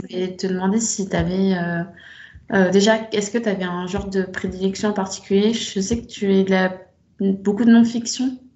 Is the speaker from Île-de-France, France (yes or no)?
yes; Paris, Île-de-France, France; moved away as an adult; je suis de Paris de base, mais je je vis pas à Paris depuis 4 ans